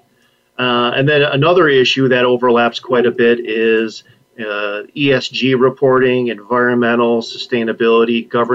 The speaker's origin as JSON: {"language": "English", "region": "Michigan", "country": "United States", "tie": "born or raised there", "said": "As a Michigander by birth and where I currently live"}